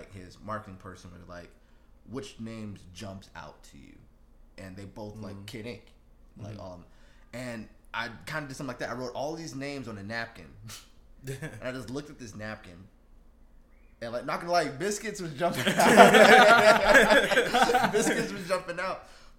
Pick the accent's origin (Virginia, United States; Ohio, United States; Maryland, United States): Virginia, United States